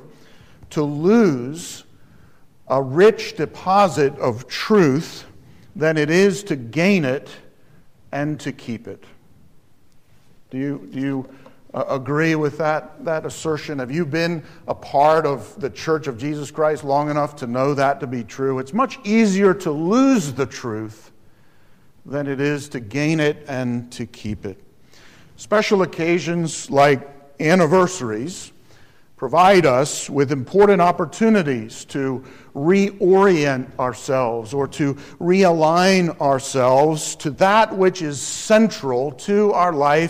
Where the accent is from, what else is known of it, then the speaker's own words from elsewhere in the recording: Alamance County, North Carolina, United States; I'm from Alamance County, North Carolina, a rural county.